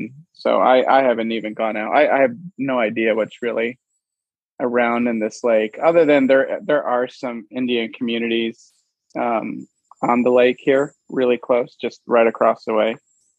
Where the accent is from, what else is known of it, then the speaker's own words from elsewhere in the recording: Venezuela; So, born and raised in Venezuela, South America, way South Venezuela.